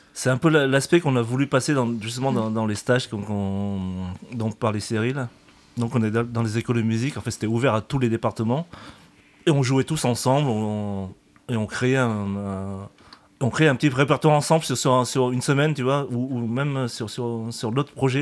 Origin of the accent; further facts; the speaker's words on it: Vietnam; now in France; je suis vietnamien